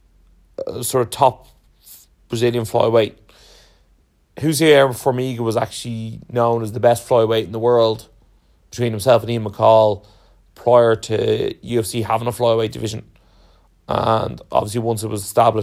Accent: Ireland; being Irish

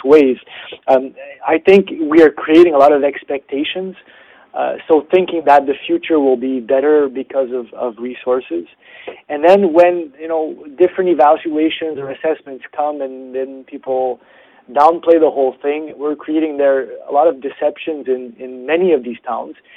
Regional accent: Canada; being Canadian, I work on uh, Canada defense and security issues

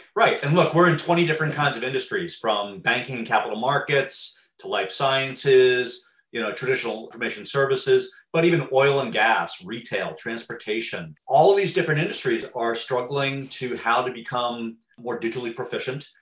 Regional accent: Teaneck, New Jersey, United States; Teaneck, New Jersey, my hometown

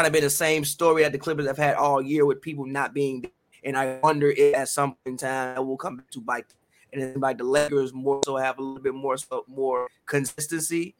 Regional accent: Chicago, Illinois, United States; I'm from Chicago

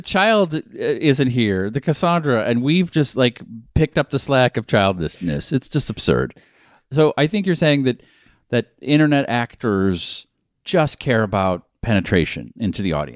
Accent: Boston, Massachusetts, United States; moved away; I was born in Boston, Massachusetts

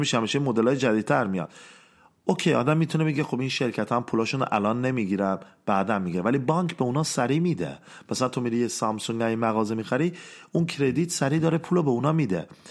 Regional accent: Iran; ما ایرانی ها

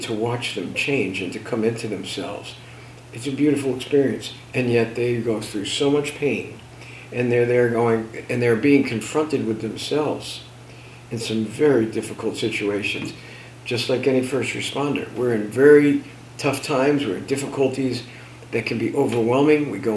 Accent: New Jersey, United States; I'm from Jersey

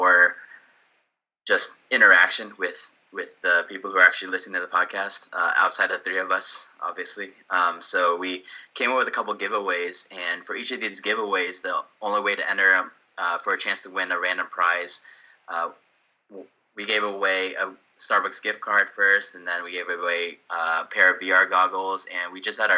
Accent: Houston, Texas, United States; also born or lived in Sugar Land, Texas; live in Houston, born and raised in Houston, and residing specifically in Sugarland, Texas now

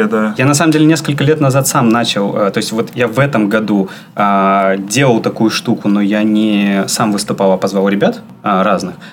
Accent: Saint Petersburg, Russia; Нет, я из Питера.

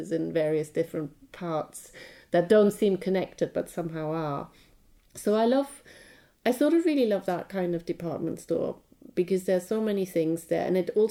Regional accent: Germany; English is a second language; now in London, United Kingdom; my hometown

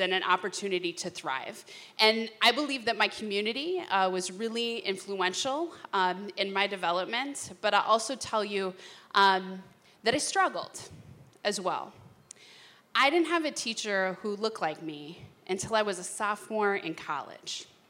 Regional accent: St. Louis Park, Minnesota, United States; I grew up in St. Louis Park, um, which, uh, if you don't know, is like God's country

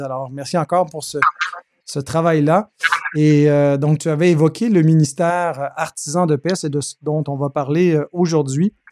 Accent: Quebec, Canada; chez nous au Québec

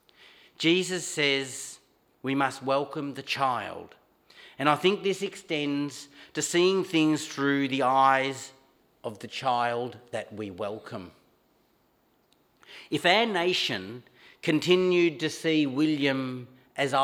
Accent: Montrose, Victoria, Australia; where I grew up in Montrose

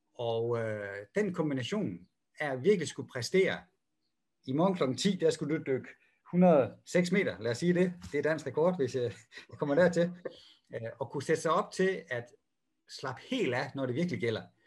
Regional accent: Denmark; moved away; jeg er jo dansker

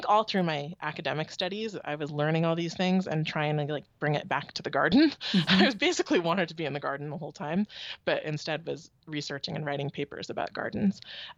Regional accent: Palo Alto, California, United States; now in Oakland, United States; I grew up in Palo Alto, California.

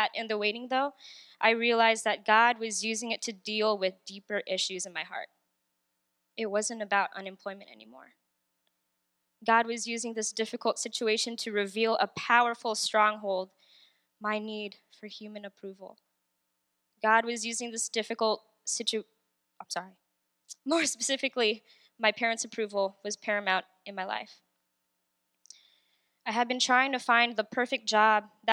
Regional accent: Southern California, United States; moved away as an adult; now in Northern Virginia, United States; I was born and raised in Southern California

